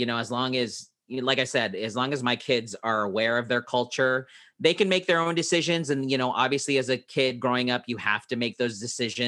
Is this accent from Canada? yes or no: no; Philippines; my wife is Hispanic, Mexican, and I am Filipino